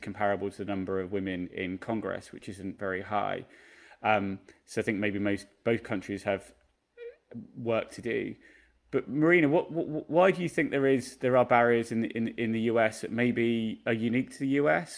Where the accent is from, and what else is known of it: United Kingdom; moved away as an adult; now in United States